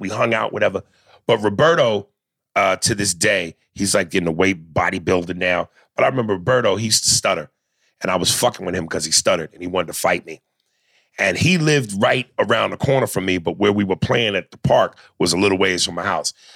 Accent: North Brunswick, New Jersey, United States; also born or lived in New York; when I moved from New York to New Jersey, this is where I met all my friends in, in, in North Brunswick

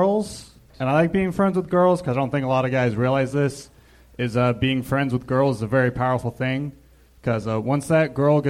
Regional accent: Huntington Beach, California, United States; I'm originally from Huntington Beach, California.

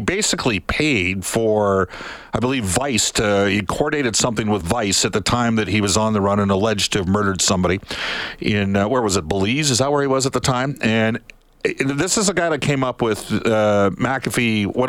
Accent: Edmonton, Alberta, Canada; born or raised there

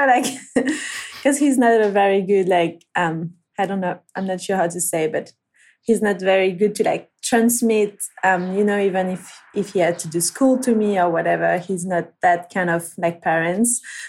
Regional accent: Réunion; English is a second language; because I'm from Reunion, I haven't been able to surf as much as I wanted because of the shark problems and stuff.

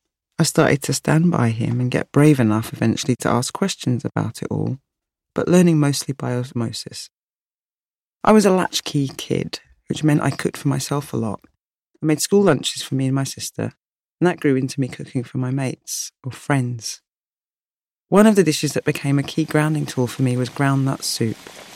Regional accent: London, United Kingdom; born or raised there

